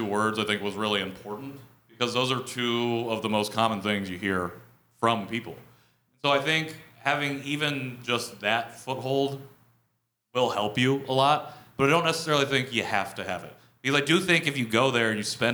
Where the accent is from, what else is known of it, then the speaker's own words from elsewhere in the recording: Midwest, United States; accent: Midwest; Korean and sound like I'm from the Midwest